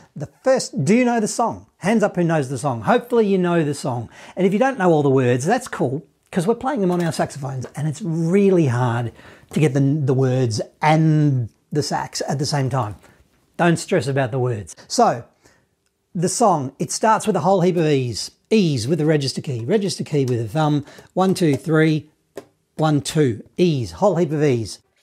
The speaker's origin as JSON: {"language": "English", "country": "Australia", "accent": "Australian", "said": "My Australian accent"}